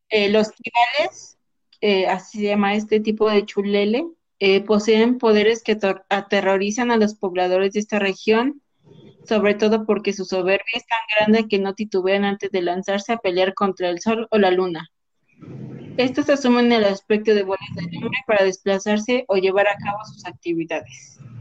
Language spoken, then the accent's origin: Spanish; Mexico; de aquí de nuestro lindísimo país México